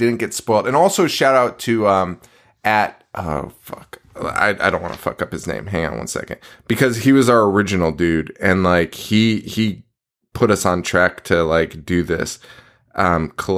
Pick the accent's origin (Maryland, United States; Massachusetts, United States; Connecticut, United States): Connecticut, United States